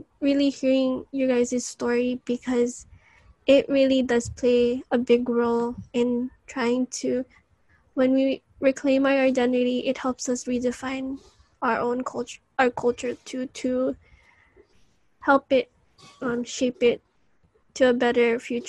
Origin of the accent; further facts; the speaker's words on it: Philippines; what we do together as a Filipino community in this diaspora.